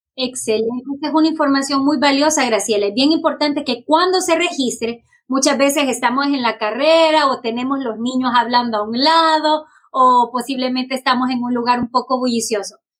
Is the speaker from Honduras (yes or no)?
yes; Honduras; now in Fairfax County, United States; soy eh, originalmente de Honduras y soy miembro de la comunidad inmigrante del condado de Fairfax